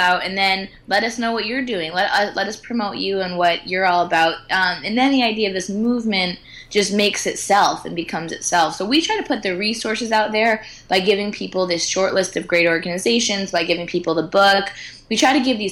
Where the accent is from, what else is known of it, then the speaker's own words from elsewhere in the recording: United States; I'm American